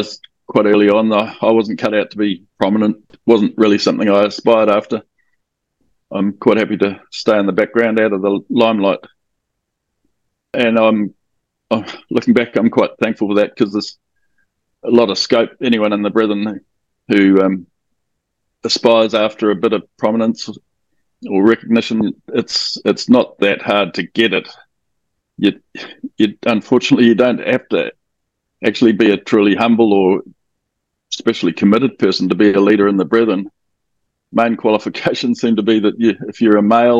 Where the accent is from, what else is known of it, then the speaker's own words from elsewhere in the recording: Auckland, New Zealand; I'm from Auckland in New Zealand.